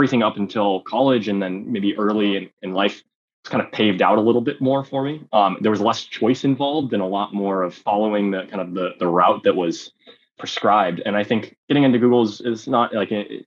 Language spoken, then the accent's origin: English; South Bay Area, California, United States; I grew up in the Bay Area, in the South Bay Area